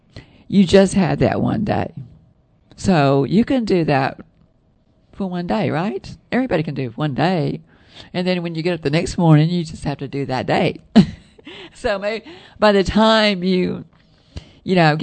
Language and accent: English; the South, United States; accent: southern; With my southern accent